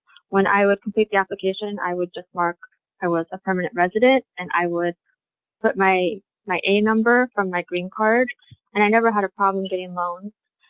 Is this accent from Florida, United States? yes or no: no; Nebraska, United States; also born or lived in South Korea; I was born in South Korea, and I came to the United States in 1983. My adoption was finalized about a year later in 1984. And I grew up in Nebraska.